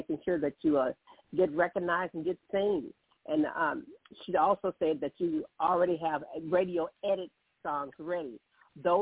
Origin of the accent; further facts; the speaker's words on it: Columbus, Mississippi, United States; also born or lived in Hattiesburg, Mississippi; I'm from Columbus, Mississippi. Spent 13 years in Hattiesburg, Mississippi.